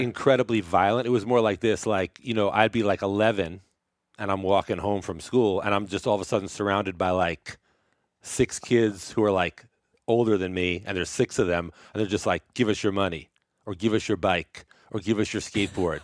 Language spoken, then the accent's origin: English; New York City, New York, United States; now in San Francisco, United States; I grew up in Brooklyn